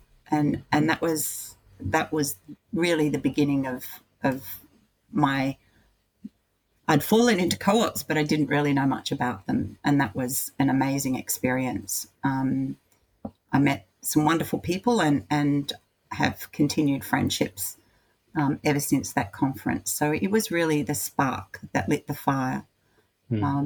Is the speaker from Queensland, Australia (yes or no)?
no; Bega, New South Wales, Australia; moved away as an adult; now in Newcastle, Australia; I'm a girl from Bega on the far south coast of New South Wales, and for much of my adult life, I lived on a dairy farm.